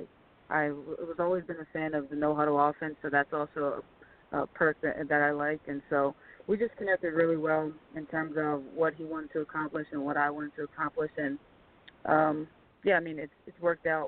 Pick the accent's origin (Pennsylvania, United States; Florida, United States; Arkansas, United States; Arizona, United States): Pennsylvania, United States; Philadelphia; I grew up in Philadelphia